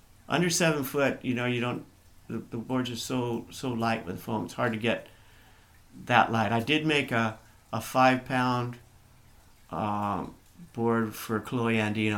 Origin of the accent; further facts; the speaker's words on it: San Diego, California, United States; we grew up in San Diego.